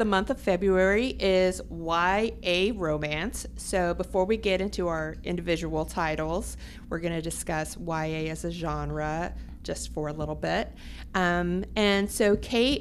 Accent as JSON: {"language": "English", "town": "Louisville", "region": "Kentucky", "country": "United States", "tie": "born or raised there", "moved": "yes", "said": "my hometown of Louisville, Kentucky."}